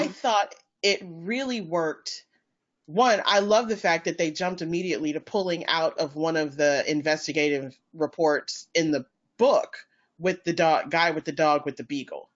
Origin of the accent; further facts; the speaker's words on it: North Carolina, United States; I'm from North Carolina.